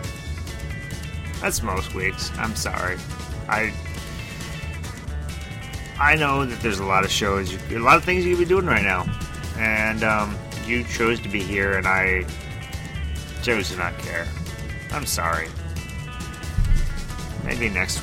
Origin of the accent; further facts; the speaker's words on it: Rochester, United States; growing up in Rochester, I used to go to Broadway Records